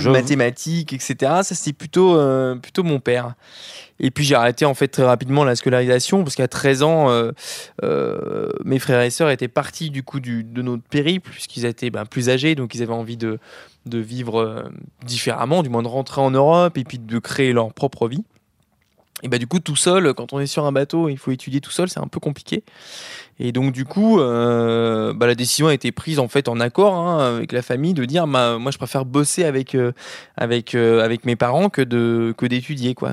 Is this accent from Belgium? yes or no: no; Switzerland; now in Brittany, France; je suis suisse, Juste je pourrais pas revivre ici